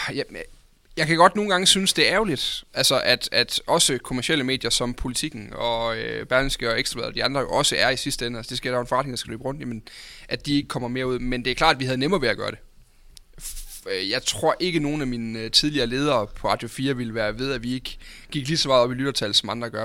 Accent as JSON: {"language": "Danish", "area": "North Jutland", "region": "North Denmark Region", "country": "Denmark", "said": "Jammerbugt op fra den del af landet, hvor jeg kommer fra"}